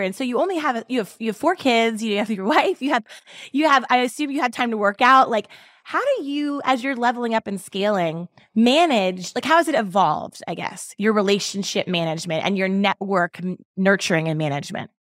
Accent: Baltimore, Maryland, United States; I grew up in Baltimore City

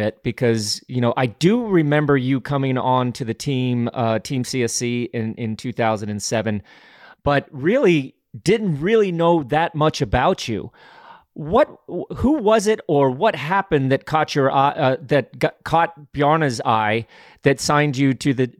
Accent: United States; As an American

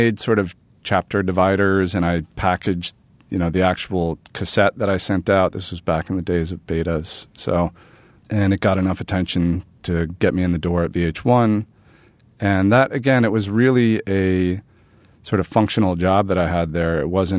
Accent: New York City, New York, United States; also born or lived in Bedford-Stuyvesant, Brooklyn; I grew up in Manhattan.

